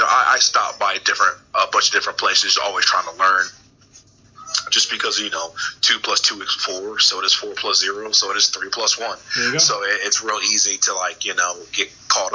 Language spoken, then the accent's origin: English; White Plains, New York, United States; moved away as an adult; I'm originally from New York, from White Plains, Mount Vernon area, Westchester mm-hmm. County. Came down here kind of to go to school, and I never really left